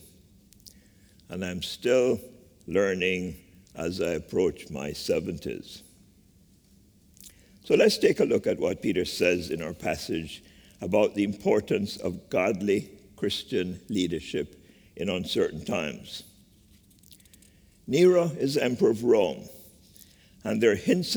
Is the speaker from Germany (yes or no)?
no; Jamaica; moved away as an adult; now in United States; Growing up in Jamaica with nuanced experiences of slavery, classism, and colorism